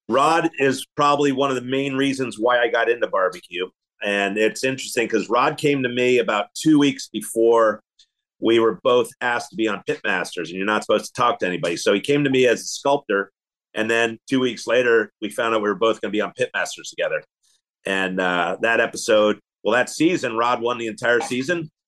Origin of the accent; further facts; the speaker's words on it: Philadelphia, Pennsylvania, United States; now in Kansas City, United States; I came out to Kansas City from Philadelphia. I grew up in Philly